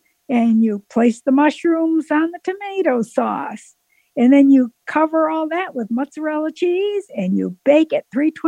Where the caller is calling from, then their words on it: Waynesville, North Carolina, United States; And I am from Waynesville, North Carolina.